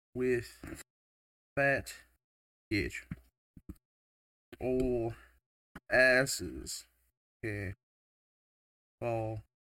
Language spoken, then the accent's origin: English; Taiwan; moved away as an adult; now in United States; I am from Taiwan. I've been living in the U.S. for 3 years now.